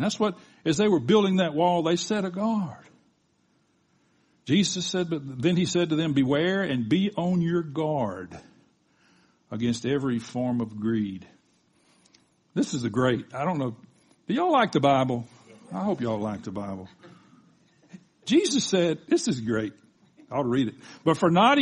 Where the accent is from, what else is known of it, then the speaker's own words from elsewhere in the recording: the South, United States; I was raised in the South.